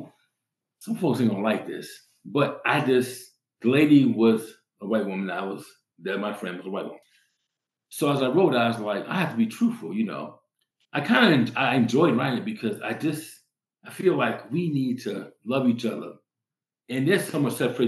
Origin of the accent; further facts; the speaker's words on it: New York City, New York, United States; now in Colorado, United States; I came from New York City. I grew up in New York City.